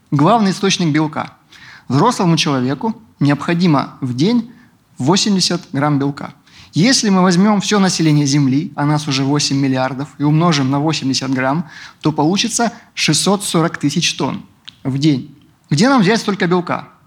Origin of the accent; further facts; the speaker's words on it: Rostov-on-Don, Rostov Oblast, Russia; also born or lived in Caucasus; Я из Ростова-на-Дону.